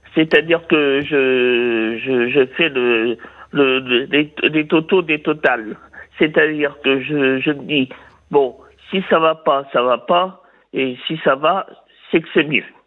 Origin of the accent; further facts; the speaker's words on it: Vire, Normandy, France; je suis de, je suis né à Vire, de pays de Michel Drucker